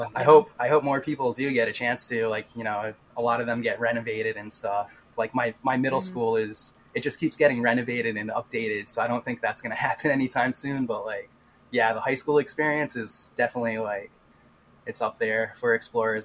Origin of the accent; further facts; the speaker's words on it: Rhode Island, United States; I'm from Rhode Island